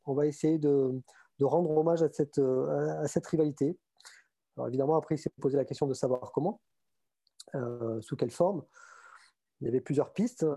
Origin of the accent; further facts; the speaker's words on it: Montauban, Occitania, France; accent: southern; moved away as an adult; also born or lived in Toulouse / Paris region; now in Paris, France; je suis toulousain. Enfin, je suis né à Toulouse et j'ai grandi à Montauban à côté